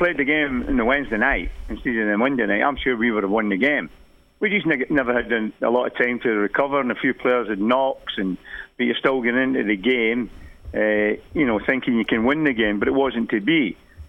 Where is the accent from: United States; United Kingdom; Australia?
United Kingdom; Glasgow, Scotland; moved away; also born or lived in Leeds; growing up in Glasgow, you know, when I grew up in Glasgow